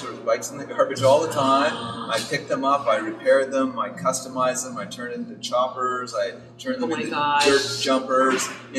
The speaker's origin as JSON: {"language": "English", "town": "Ottawa", "region": "Ontario", "country": "Canada", "tie": "born or raised there", "said": "Yeah, so I grew up in Ottawa. I grew up in Westboro. It was like living in a small town."}